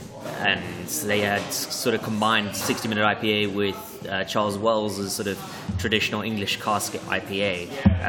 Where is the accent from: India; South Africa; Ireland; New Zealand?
South Africa; Cape Town, Western Cape; now in London, United Kingdom; a brewery from my hometown, Devil's Peak Brewing Company